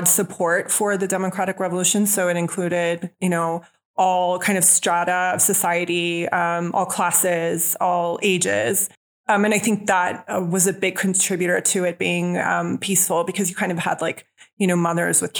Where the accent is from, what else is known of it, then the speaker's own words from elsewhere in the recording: California, United States; moved away as an adult; now in Armenia; I'm from California originally.